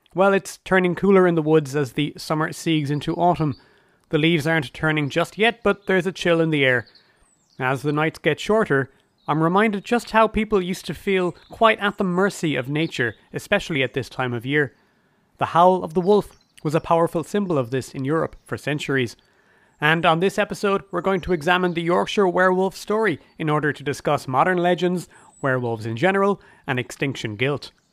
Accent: Ireland; as an Irish person

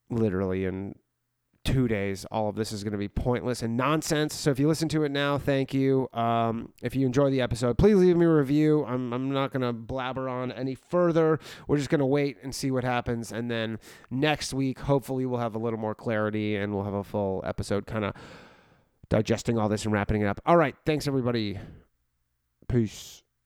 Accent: Canada; I'm from Canada where we made weed completely legal in the country

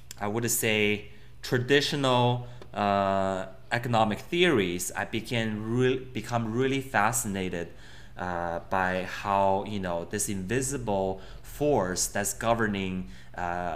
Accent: Beijing, China; moved away as an adult; also born or lived in Connecticut, United States; I grew up in Beijing

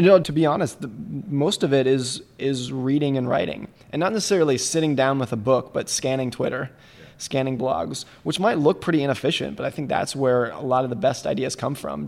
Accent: United States; I grew up ski racing in Lake Tahoe

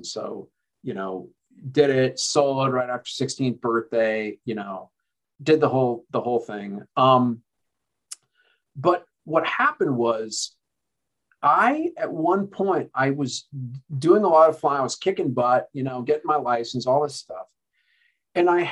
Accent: Denver, Colorado, United States; I was born in Denver, lived here through my early childhood.

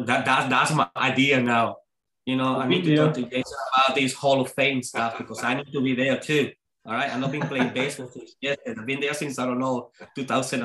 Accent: Venezuela; English is a second language; moved away as an adult; now in Scotland; I'm coming from Venezuela.

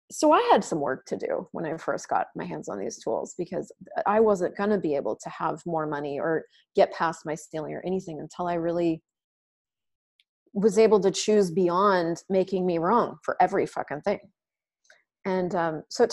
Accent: Colorado, United States; moved away as an adult; also born or lived in Alabama; I grew up in Colorado

